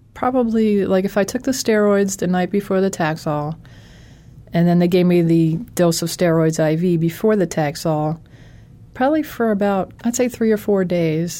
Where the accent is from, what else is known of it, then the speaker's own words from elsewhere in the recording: Philadelphia, Pennsylvania, United States; I'm from Philadelphia